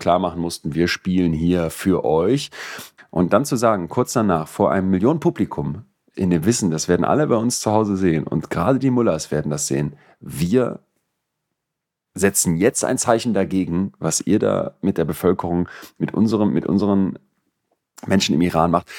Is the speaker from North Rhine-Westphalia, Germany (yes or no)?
yes; Solingen, North Rhine-Westphalia, Germany; als wir so 15 waren und so Pubertisten in Solingen, wo ich aufgewachsen bin